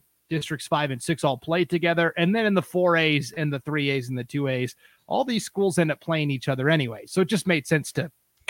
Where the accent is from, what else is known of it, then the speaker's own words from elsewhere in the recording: Stevensville, Montana, United States; moved away; also born or lived in East Idaho; I grew up in Montana, originally Western Montana, small town called Stevensville.